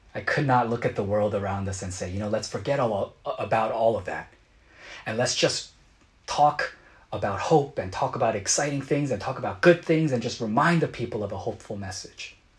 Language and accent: English; United States; as a Korean American growing up in America